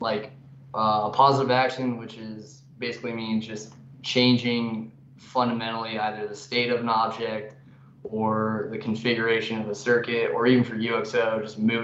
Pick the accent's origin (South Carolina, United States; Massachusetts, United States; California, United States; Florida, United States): California, United States; Canyon Lake; moved away as an adult; I'm from Southern California, Canyon Lake, California. It's in between LA and San Diego on the wrong side of the mountains.